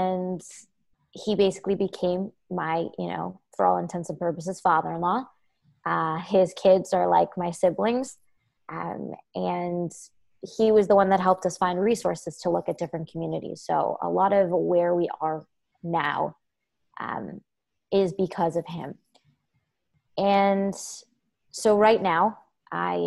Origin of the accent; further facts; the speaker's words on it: New York City, New York, United States; moved away as an adult; also born or lived in West Coast; as a Brooklyn girl